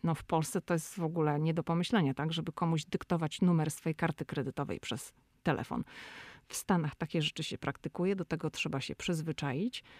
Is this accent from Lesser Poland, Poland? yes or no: no; Szczecin, West Pomeranian Voivodeship, Poland; now in United States; my jesteśmy ze Szczecina